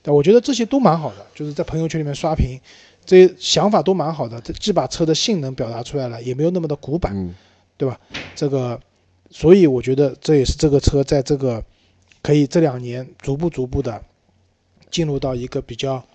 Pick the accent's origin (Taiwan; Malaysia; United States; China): China; 我们中国人